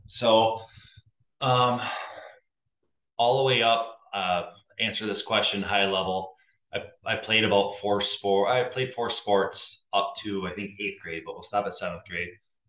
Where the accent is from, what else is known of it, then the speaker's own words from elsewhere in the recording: Hastings, Minnesota, United States; moved away as an adult; also born or lived in Kentucky / Ohio / California / Chicago; born in Kentucky, then a very short stint in Ohio, then California, but pretty much since 5 years old on, I grew up in Hastings.